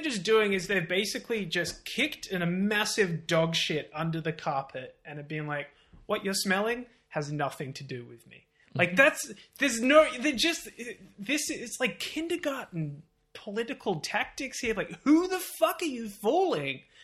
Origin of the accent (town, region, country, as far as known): Australia